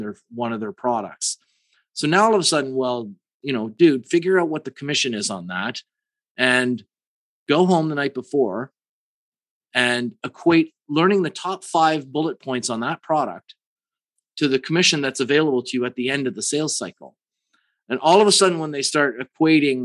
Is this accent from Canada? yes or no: yes; Canada; I'm from Canada